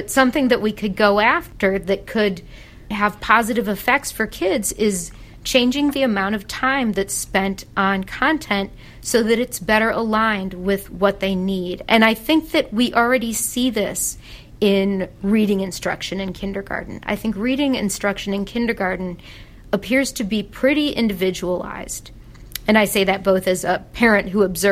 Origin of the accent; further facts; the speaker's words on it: Chicago, Illinois, United States; moved away; I'm from Chicago